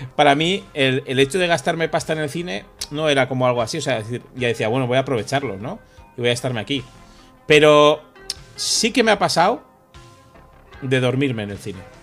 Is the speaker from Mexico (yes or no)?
no; Ordizia, Basque Country, Spain; now in Madrid, Spain; en Ordicia, en mi pueblo